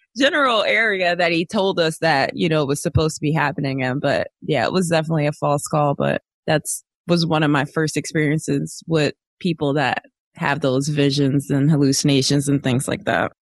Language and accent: English; Philadelphia, Pennsylvania, United States; now in Florida, United States; I'm from West Philadelphia, born and raised